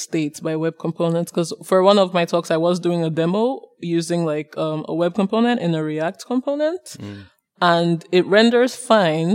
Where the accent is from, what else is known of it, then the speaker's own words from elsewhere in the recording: Lagos, Nigeria; now in London, United Kingdom; I'm from Lagos, Nigeria